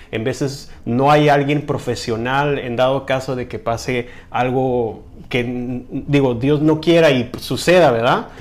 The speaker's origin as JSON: {"language": "Spanish", "country": "Mexico", "said": "como mexicano"}